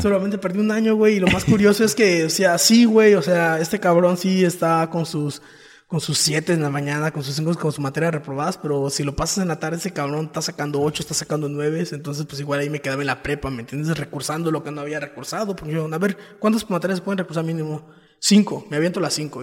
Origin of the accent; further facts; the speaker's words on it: Playa del Carmen, Quintana Roo, Mexico; soy quintanarroense, nací en Playa de Carmen